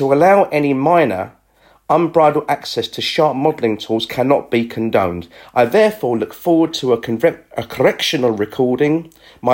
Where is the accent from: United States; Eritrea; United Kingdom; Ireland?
United Kingdom; England; I'm from England